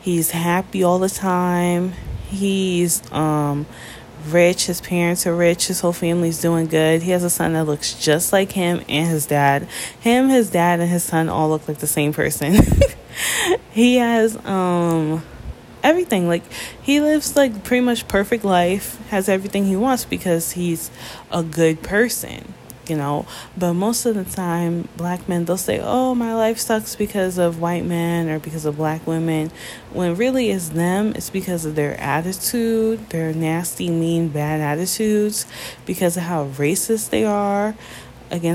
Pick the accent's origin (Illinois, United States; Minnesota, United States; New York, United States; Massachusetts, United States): New York, United States; I'm from New York